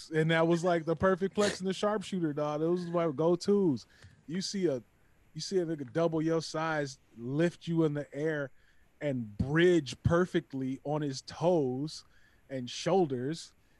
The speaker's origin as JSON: {"language": "English", "town": "Detroit", "region": "Michigan", "country": "United States", "tie": "born or raised there", "said": "I grew up in Detroit, Michigan"}